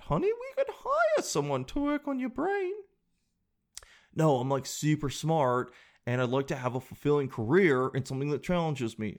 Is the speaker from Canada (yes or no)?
yes; Calgary, Alberta, Canada; my home town, my hometown, Calgary